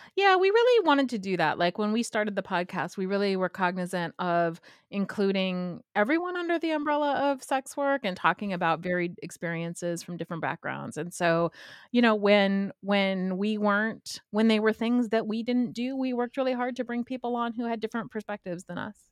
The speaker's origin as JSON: {"language": "English", "region": "Southern California", "country": "United States", "tie": "born or raised there", "moved": "yes", "lives_now": "Pittsburgh, United States", "said": "I grew up in Southern California"}